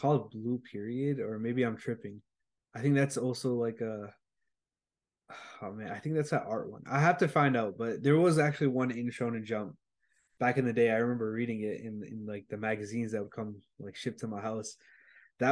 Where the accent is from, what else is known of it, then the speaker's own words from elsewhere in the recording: United States; I'm like a American dude.